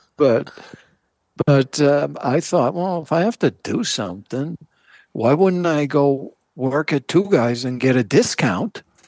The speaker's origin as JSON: {"language": "English", "region": "Massachusetts", "country": "United States", "tie": "born or raised there", "said": "I grew up in Massachusetts"}